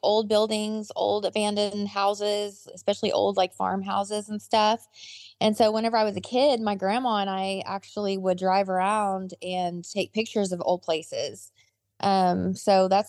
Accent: Pawnee County, Oklahoma, United States; I was born and raised right here in Pawnee County

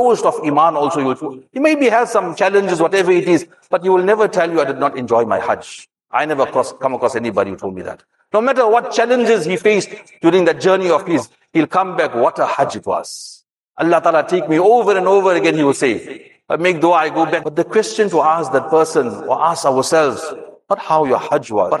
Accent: South Africa; us South Africans

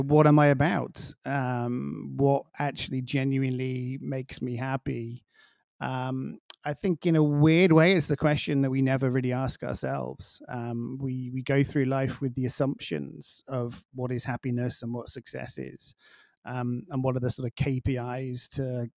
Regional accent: England, United Kingdom; now in Miami, United States; being English and coming from a small village

